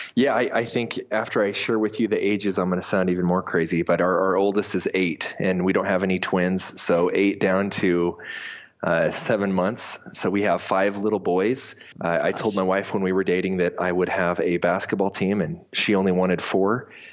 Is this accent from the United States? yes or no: yes; Montana, United States; moved away as an adult; also born or lived in Colorado / Rexburg, Idaho; now in Salt Lake City, United States; I was born in Colorado on a ranch my cowboy father uh, moved us to Montana when I was about five years old. My parents split. I lived half my life in Colorado, half in Montana.